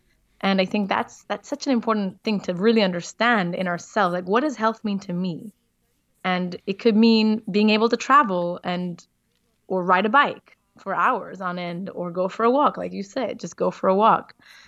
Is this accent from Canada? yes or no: no; Israel; also born or lived in South Africa; now in Portugal; And I'm not an American. I am from Israel and South Africa. I live in Portugal, which is beautiful.